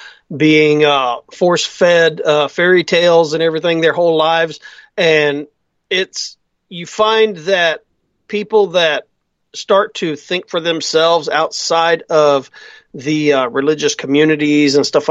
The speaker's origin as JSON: {"language": "English", "region": "Texas", "country": "United States", "tie": "born or raised there", "said": "my hometown where I'm"}